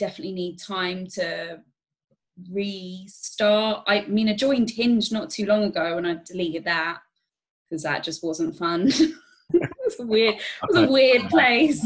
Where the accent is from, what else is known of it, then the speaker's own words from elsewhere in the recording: Staines, South East England, United Kingdom; now in Reading, United Kingdom; I'm not originally from here either, because I grew up in Staines.